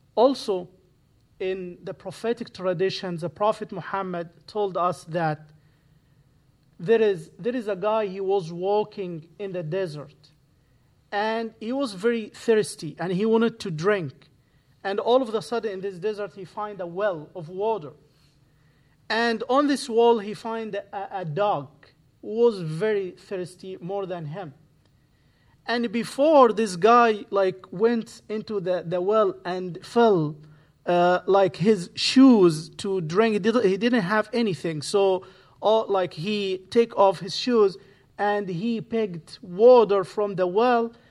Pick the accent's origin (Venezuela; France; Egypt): Egypt; English is a second language; moved away as an adult; now in Santa Barbara, United States; I speak Arabic, I'm from Egypt, I moved here twenty eighteen.